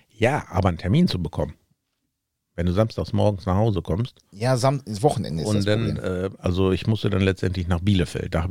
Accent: Sweden; anmelden, von wo kommen Sie denn? Ja, ich komme aus Schweden.

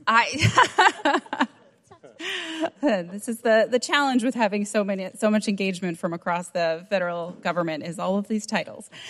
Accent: Nambé Pueblo, New Mexico, United States; I'm from Namibia, Pueblo, New Mexico

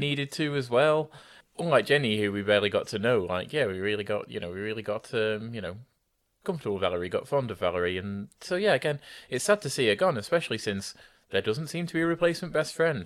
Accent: United Kingdom

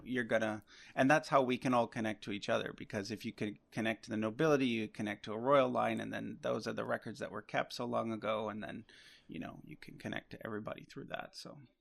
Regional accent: Nova Scotia, Canada; now in Vancouver, Canada; I actually grew up on the East Coast. I'm, I'm not from Vancouver originally. I'm from Nova Scotia

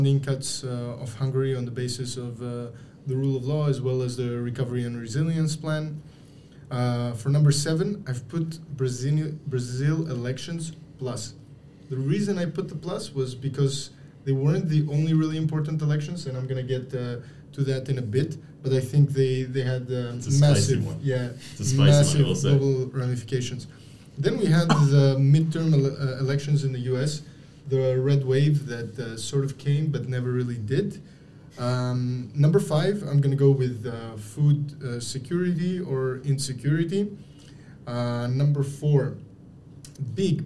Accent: Greece; now in Brussels, Belgium; I come from Greece.

